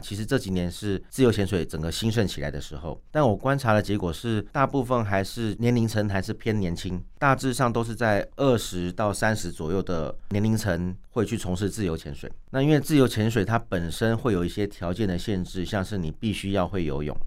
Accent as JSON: {"language": "Chinese", "country": "Taiwan", "said": "我们台湾人"}